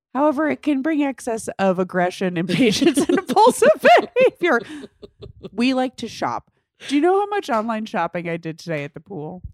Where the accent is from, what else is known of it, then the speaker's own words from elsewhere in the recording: New York, United States; I can do the accent because I'm from New York